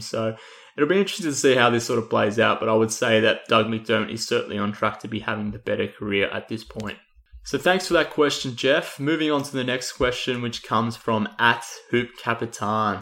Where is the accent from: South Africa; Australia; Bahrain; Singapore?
Australia; accent: Australian; given my accent, um, you would pick up that I'm probably a bit of a homer when it comes to all things Matthew Dellavedova